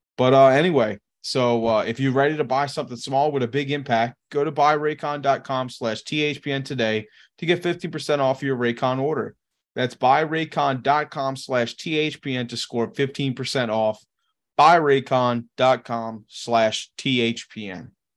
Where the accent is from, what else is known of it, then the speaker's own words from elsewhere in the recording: Louisiana, United States; It's not in Louisiana, but it's, it's pretty close. It's about an hour outside of my hometown.